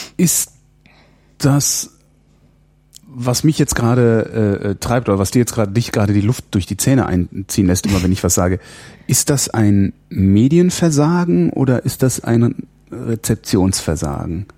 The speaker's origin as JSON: {"language": "German", "country": "Germany", "tie": "born or raised there", "said": "ich bin halt in, in der Bundesrepublik aufgewachsen"}